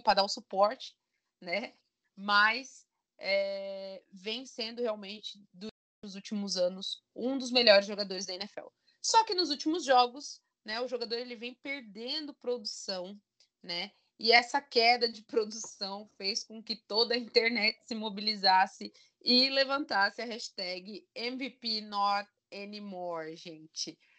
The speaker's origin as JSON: {"language": "Portuguese", "region": "Santa Catarina", "country": "Brazil", "said": "Eu que sou aqui de Santa Catarina"}